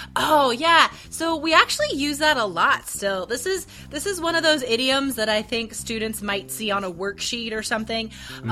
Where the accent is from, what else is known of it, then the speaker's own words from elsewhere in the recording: United States; I'm American.